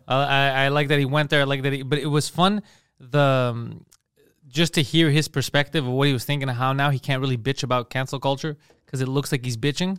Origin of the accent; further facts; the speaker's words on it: Montreal, Quebec, Canada; I was from Montreal